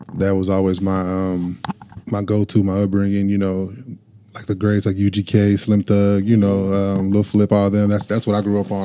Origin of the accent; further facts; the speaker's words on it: Norman, Oklahoma, United States; I am from Norman. Yes, ma'am. born and raised.